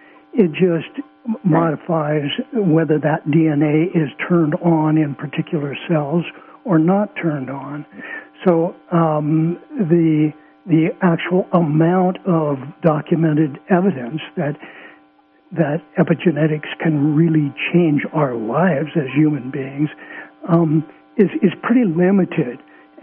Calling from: California, United States; From Southern Humboldt.

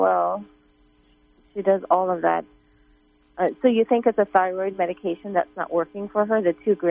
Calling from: California, United States; Yes, hi. I'm from Southern California.

